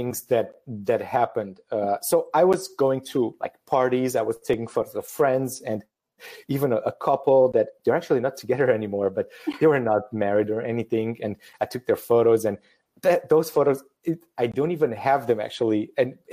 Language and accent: English; Transylvania, Romania; moved away as an adult; also born or lived in Lille, France; now in Paris, France; I'm originally from Romania, from a region called Transylvania